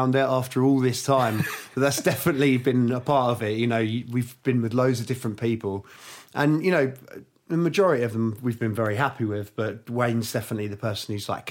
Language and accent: English; Twickenham, London, United Kingdom; also born or lived in Hammersmith / Barnes / Kingston; I was born in Hammersmith. I lived in Barnes till I was about six, and I moved to Twickenham.